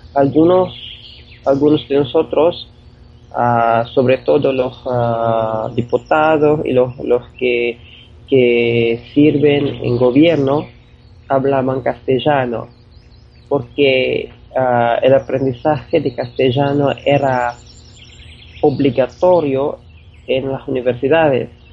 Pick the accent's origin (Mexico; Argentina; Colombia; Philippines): Philippines; soy, ah, soy ah, de las Filipinas